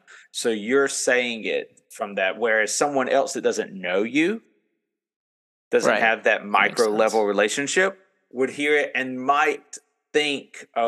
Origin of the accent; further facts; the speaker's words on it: Florida, United States; I'm from Florida